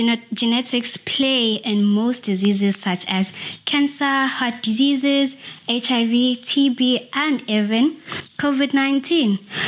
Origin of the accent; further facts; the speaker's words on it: Eastern Cape, South Africa; I am from the Eastern Cape, South Africa.